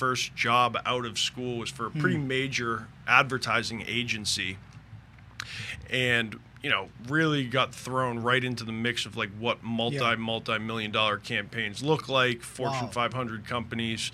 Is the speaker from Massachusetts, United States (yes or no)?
yes; Boston, Massachusetts, United States; moved away as an adult; also born or lived in California / Colorado; now in Port St. Lucie, United States; I'm originally from Boston, lived there until I was about 27